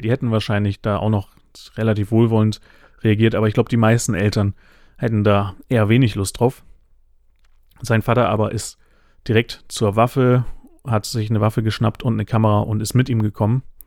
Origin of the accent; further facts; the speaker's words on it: Northern Germany, Germany; ich bin äh, Flachländer, ich komme aus dem Norden